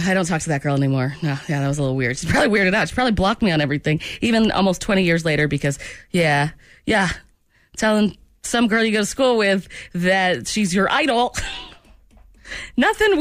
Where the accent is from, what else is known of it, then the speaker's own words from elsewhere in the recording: Maine, United States; we're from Maine